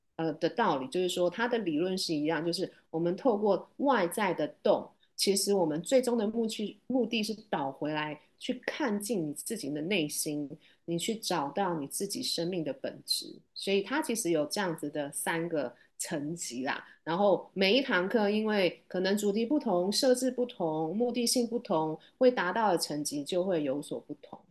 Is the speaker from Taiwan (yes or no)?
yes; Taipei, Taiwan; 我来自台湾，台北，我是土生土长的台北人